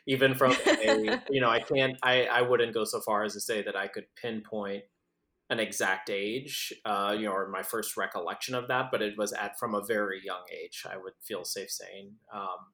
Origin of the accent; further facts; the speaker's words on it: San Antonio, Texas, United States; I was born and raised in San Antonio, Texas